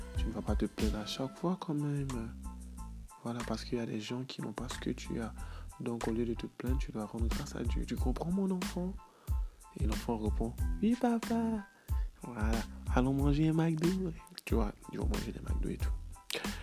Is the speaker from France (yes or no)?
no; Côte d’Ivoire; chez moi en Côte d'Ivoire